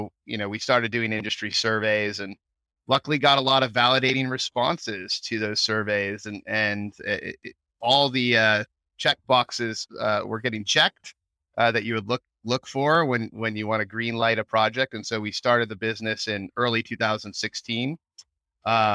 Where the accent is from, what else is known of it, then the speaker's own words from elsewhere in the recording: Bay Area, California, United States; moved away as an adult; now in Austin, United States; a Bay Area transplant, as they say out here